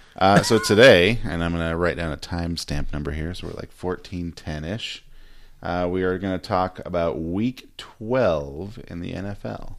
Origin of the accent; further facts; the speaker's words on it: San Diego, California, United States; moved away; So the Chargers left my hometown. I'm from San Diego.